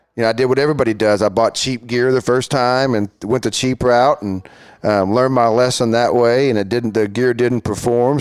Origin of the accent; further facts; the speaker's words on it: Fort Worth, Texas, United States; I was born and raised here in Fort Worth, went to Southwest High School, then T C U after